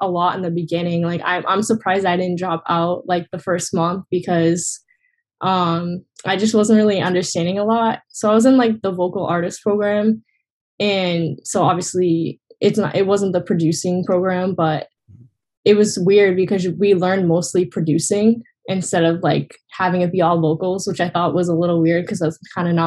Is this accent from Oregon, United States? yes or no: no; Massachusetts, United States; kind of in Massachusetts, like where I'm from